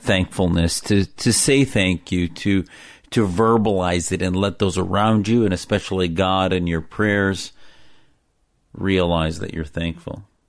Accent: Neenah, Wisconsin, United States; the Islam I was taught growing up in Wisconsin with my family was my parents taught me in that little town in Neenah, Wisconsin

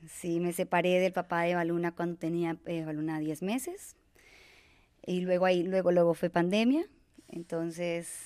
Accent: Bucaramanga, Santander, Colombia; moved away as an adult; now in Mexico; yo soy de Colombia, de una ciudad muy bella que se llama Bucaramanga, en el que adquirí mi gusto eh, por el ecoturismo

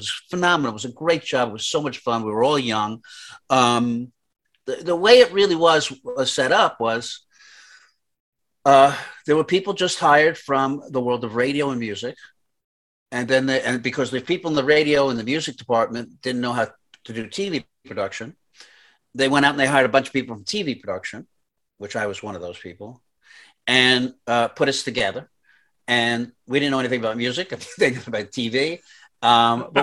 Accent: New York, United States; moved away as an adult; now in Los Angeles, United States; I'm from New York. I went to NYU Film School. I moved out to Los Angeles to pursue television.

